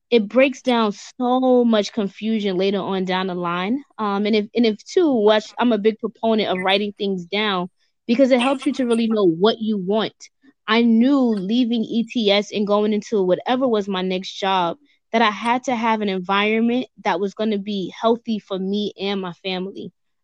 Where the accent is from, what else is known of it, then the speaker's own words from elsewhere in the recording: New York City, New York, United States; moved away as an adult; also born or lived in Central Jersey; I'm born and raised in New York